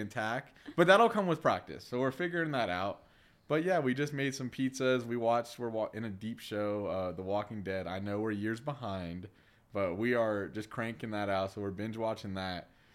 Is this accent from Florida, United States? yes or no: yes; Orlando, Florida, United States; moved away as an adult; also born or lived in Louisiana; now in Denver, United States; born and raised in Orlando, Florida, uh, specifically the Winter Park area